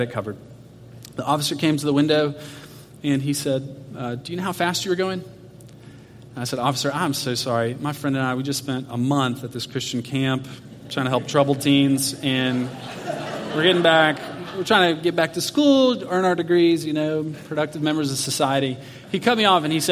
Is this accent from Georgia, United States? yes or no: yes; Atlanta, Georgia, United States; I grew up in Atlanta, so we drove from Atlanta, Georgia, out to Arizona